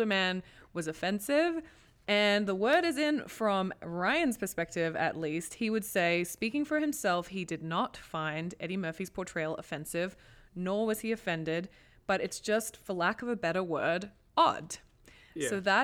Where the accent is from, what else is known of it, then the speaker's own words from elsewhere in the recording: Australia; accent: Australian; moved away; I'm fucking Australian, man. I mean, I feel like my accent gets really strong when I talk to my dad